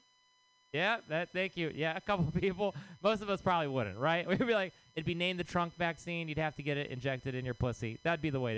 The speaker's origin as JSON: {"language": "English", "region": "Texas", "country": "United States", "moved": "yes", "lives_now": "San Francisco, United States", "said": "I am from Texas"}